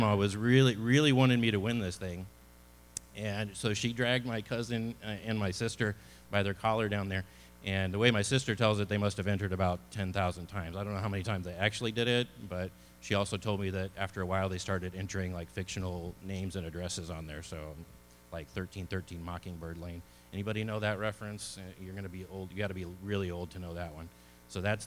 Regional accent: Edwardsville, Illinois, United States; now in Texas, United States; I was born in a small town in southern Illinois called Edwardsville

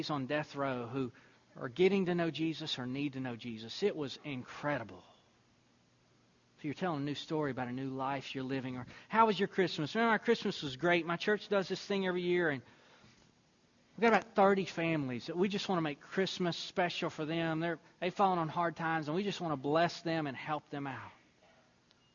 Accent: Deweyville, Texas, United States; now in Temple, United States; I remember when I moved down from the area where I grew up near Deweyville, Texas, up to Temple, Texas.

